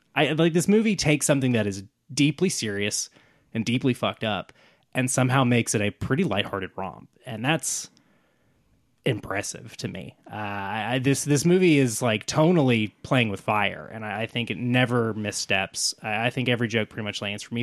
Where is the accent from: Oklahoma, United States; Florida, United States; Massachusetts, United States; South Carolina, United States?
Oklahoma, United States; Oklahoma City; growing up in Oklahoma City suburbs